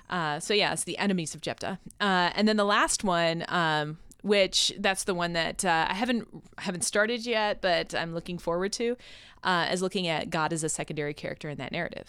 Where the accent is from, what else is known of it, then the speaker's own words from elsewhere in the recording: Rochester, New York, United States; moved away; So I'm from Rochester, New York, and I went to school in Rochester